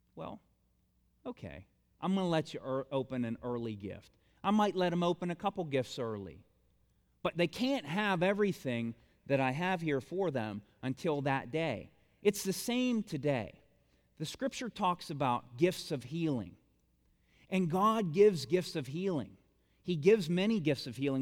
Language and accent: English; Bolivar, United States; I'm, I'm from Bolivar.